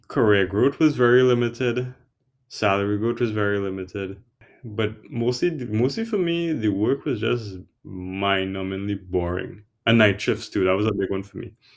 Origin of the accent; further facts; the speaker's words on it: Trinidad & Tobago; moved away as an adult; also born or lived in New York City / Boston; I'm originally from Trinidad and Tobago. It's an island in the Caribbean.